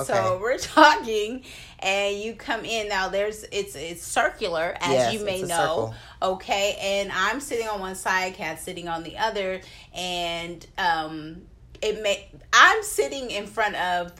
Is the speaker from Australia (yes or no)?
no; Oakland, California, United States; I'm from Oakland, California.